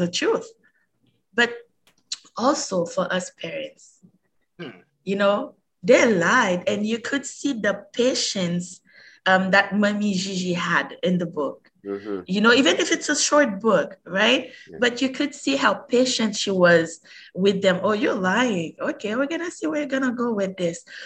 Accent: Haiti; also born or lived in Montreal, Canada; now in Canada; I was born and raised in Haiti

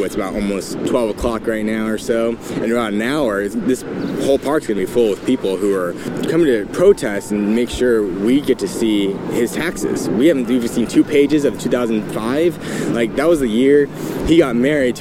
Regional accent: California, United States; now in New York City, United States; I'm from California

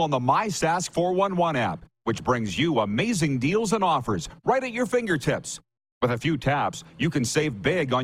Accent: Regina, Saskatchewan, Canada; I'm from Regina

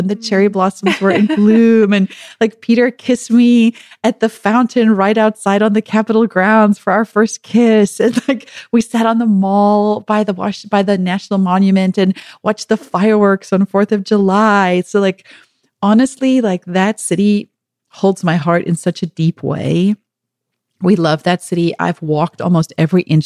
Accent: Pretoria, Gauteng, South Africa; moved away as an adult; now in United States; growing up in South Africa

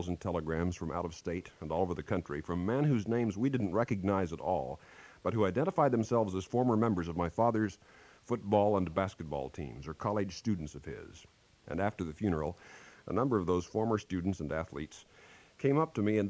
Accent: Kansas, United States; moved away; back in my home state of Kansas

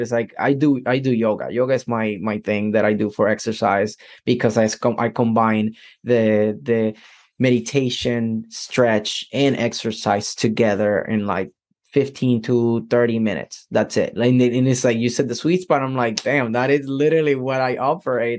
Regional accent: Puerto Rico; I'm from Puerto Rico

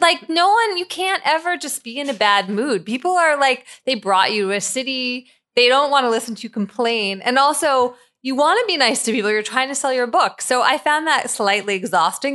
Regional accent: Philadelphia, Pennsylvania, United States; when I was growing up in Philadelphia in the seventies and eighties

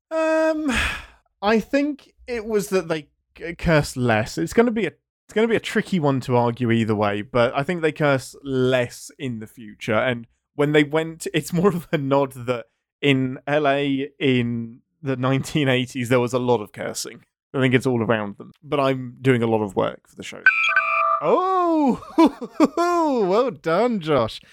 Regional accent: England, United Kingdom; I'm English.

